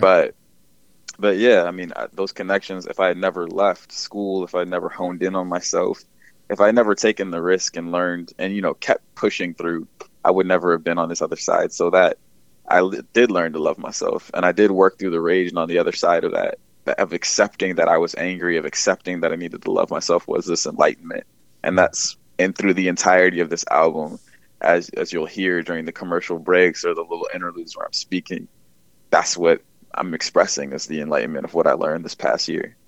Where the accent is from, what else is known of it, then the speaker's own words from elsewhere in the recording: Bowie, Maryland, United States; also born or lived in Philadelphia / Los Angeles; I'm from Bowie, Maryland. Uh, born and raised there.